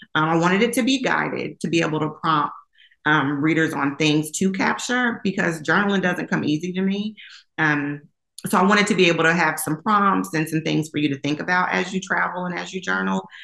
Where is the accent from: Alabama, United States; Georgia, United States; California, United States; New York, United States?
New York, United States; Long Island; born and raised in Long Island, New York